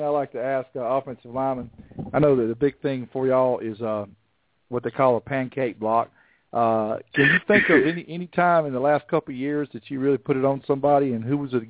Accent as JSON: {"language": "English", "town": "Montgomery", "region": "Alabama", "country": "United States", "tie": "born or raised there", "said": "I grew up in Montgomery"}